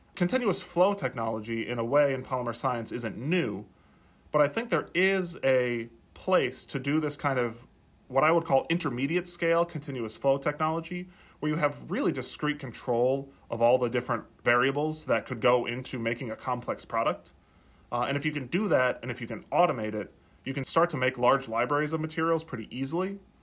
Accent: South Dakota, United States; moved away; as I was growing up in South Dakota

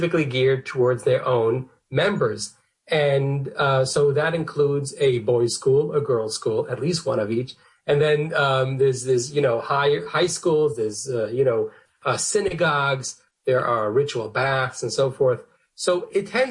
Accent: New York City, New York, United States; I grew up in Borough Park, which is a Hasidic section of Brooklyn, New York.

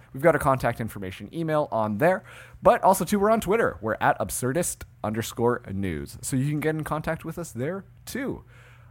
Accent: Canada; I'm Canadian

